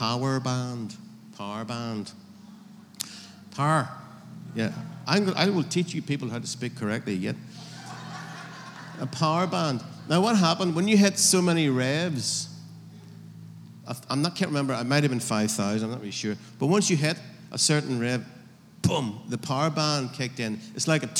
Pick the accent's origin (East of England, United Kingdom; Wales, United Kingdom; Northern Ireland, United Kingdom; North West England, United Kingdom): Northern Ireland, United Kingdom; If I'm in Northern Ireland, I'm from Northern Ireland